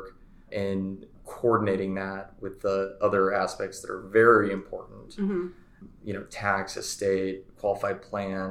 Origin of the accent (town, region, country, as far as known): Frisco, Texas, United States; born or raised there; also born or lived in Gerald, Missouri